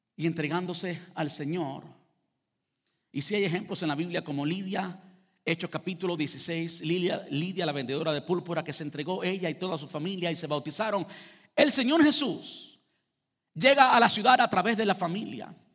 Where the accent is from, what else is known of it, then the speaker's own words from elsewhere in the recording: Cuba; Los cubanos somos conocidos por tener cinco conversaciones en el mismo lugar al mismo tiempo. Yo parece que no soy cubano